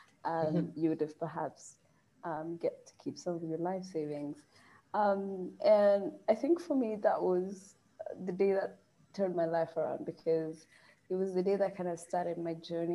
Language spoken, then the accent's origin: English; South Sudan; moved away as an adult; now in Nairobi, Kenya; my home country, South Sudan